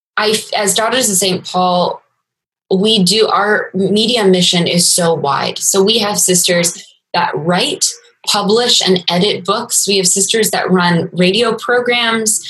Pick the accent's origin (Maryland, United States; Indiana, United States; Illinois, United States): Maryland, United States; I grew up in Maryland